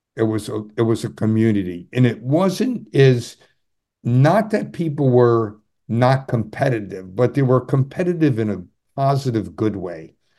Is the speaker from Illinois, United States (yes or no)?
no; Adirondack Mountains, upstate New York, United States; I grew up in the Ma-, Adirondack Mountains